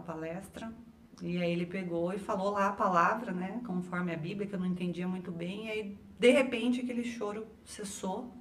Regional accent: interior of São Paulo, Brazil; moved away; also born or lived in Maringá; Eu venho de uma cidade do interior de São Paulo, uma mini cidade

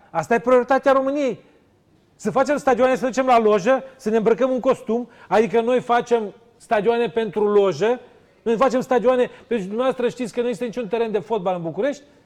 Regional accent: near Sighetu Marmației, Ukrainian side of the border, Zakarpattia Oblast, Ukraine; Eu sunt la 5 km de Sighet

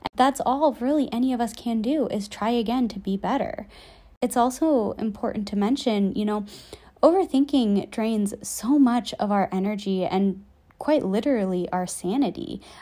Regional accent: just outside Chicago, Illinois, United States; moved away; I get to go back home to my hometown just outside Chicago

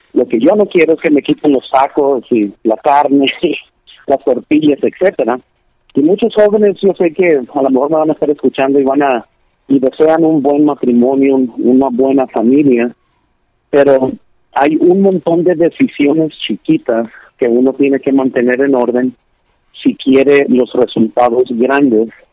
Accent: Lancaster, California, United States; donde yo crecí en Lancaster, California

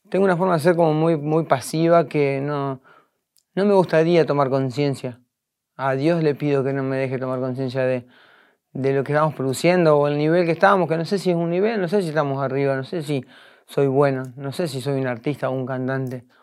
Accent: Concepción del Uruguay, Entre Ríos, Argentina; yo soy de Concepción del Uruguay, Entre Ríos. Es una, una, ciudad bastante histórica, eh, donde vivió el presidente Urquiza en su momento. Hay muchas fachadas antiguas, hay Ahí está la casa Urquiza. O sea, es una ciudad muy bonita.

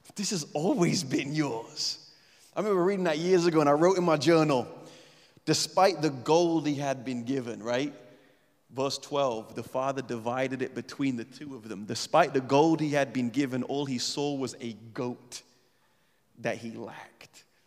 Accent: England, United Kingdom; we're English

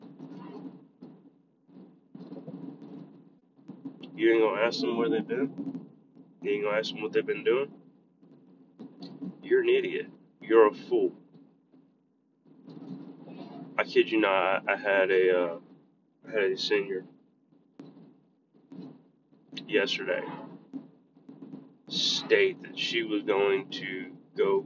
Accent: United States; as an American

